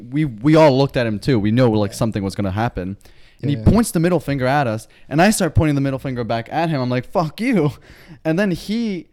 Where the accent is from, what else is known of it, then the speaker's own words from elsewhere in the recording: New York City, New York, United States; moved away; We are back in my hometown, in my house, in New York City.